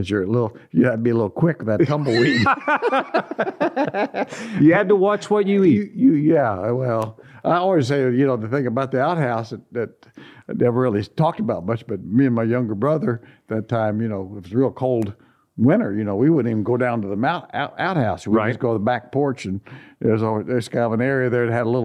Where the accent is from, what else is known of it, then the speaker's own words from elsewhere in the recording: Midwest, United States; I think certainly just my background growing up there and then, you know, going through the small college thing and, and the real world.